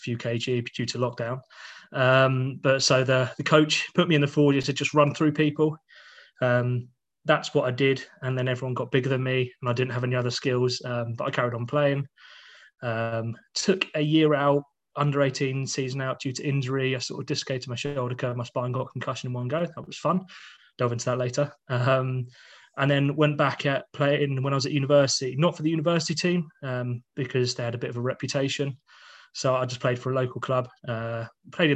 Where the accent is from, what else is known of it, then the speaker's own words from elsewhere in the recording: Fetcham, South East England, United Kingdom; also born or lived in Epsom; lived and grown up in Surrey my whole life. When I was born in Epsom, lived in Fetcham pretty much until July last year